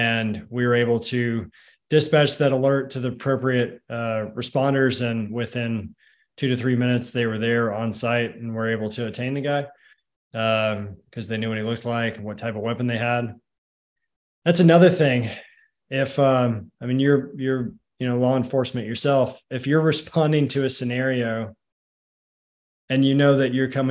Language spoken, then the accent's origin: English; Nashville, Tennessee, United States; I'm from Nashville, Tennessee. Covenant shooting happened in my backyard